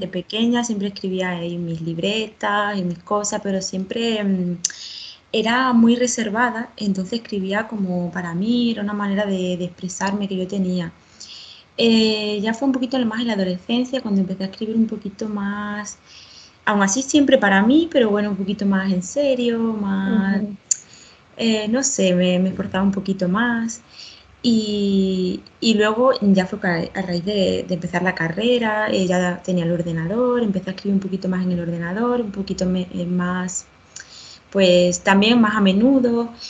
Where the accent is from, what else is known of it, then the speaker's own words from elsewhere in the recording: southern Spain, Spain; now in Madrid, Spain; pues yo soy de la parte del sur de España y bueno, me he mudado varias veces por aquí, por, España, diferentes ciudades y ahora me acabo de mudar a Madrid, llevo dos meses aquí